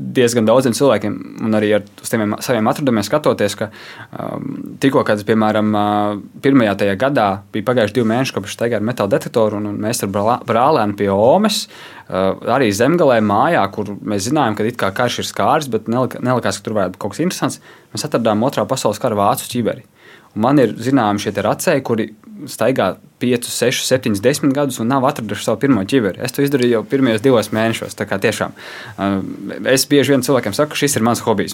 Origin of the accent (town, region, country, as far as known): Latvia